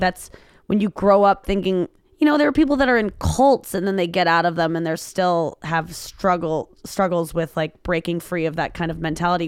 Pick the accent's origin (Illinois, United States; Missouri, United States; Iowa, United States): Missouri, United States; St. Louis; I was raised in Saint Louis, highly segregated area.